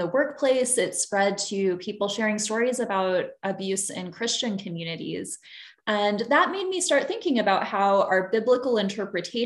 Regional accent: Illinois, United States; moved away as an adult; now in Santa Barbara, United States; I grew up in Illinois

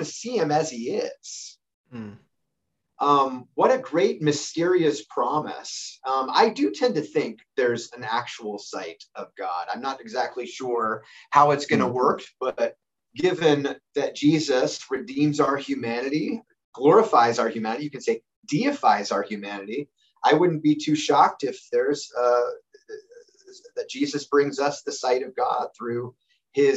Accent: United States; I'm an American

